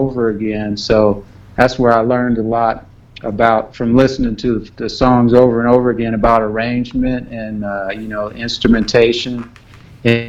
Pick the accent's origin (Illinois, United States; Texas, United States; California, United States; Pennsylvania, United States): California, United States; Los Angeles; I'm from South Central Los Angeles